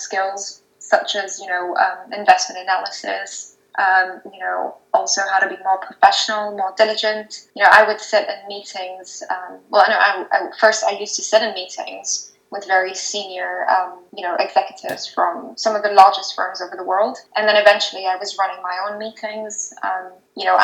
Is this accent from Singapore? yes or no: yes; Singapore; moved away as an adult; also born or lived in Rajasthan, India; now in United Kingdom; I was born in India, in Rajasthan, and then I moved to Singapore with my family when I was 2 years old, and so I'm still living in Singapore, I suppose, but I came to the UK for university, and I've been here for almost 10 years